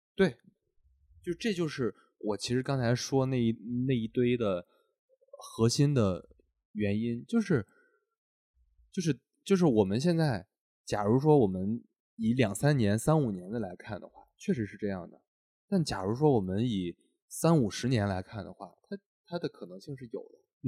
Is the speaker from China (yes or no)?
yes; Henan, China; moved away; 因为咱们都是从河南出来的嘛